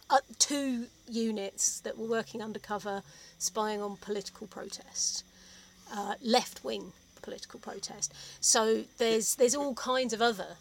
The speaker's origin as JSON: {"language": "English", "region": "London", "country": "United Kingdom", "tie": "born or raised there", "also_born_or_lived": "Oxford", "said": "I grew up in South London, went to state school and then to Oxford University"}